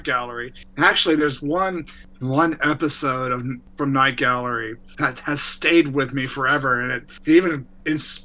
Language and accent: English; Texas, United States; moved away; also born or lived in Northern Virginia / Washington, D.C. / California; I grew up in Texas, and then my family moved to Northern Virginia, right outside of DC. That's where I finished high school.